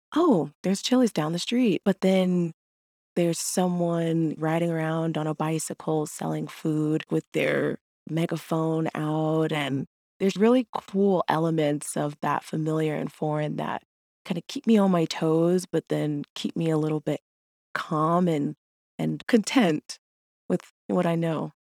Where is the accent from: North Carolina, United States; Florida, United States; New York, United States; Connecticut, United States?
Florida, United States; Jacksonville; moved away; also born or lived in Urbana-Champaign, Illinois; I'm from Jacksonville, Florida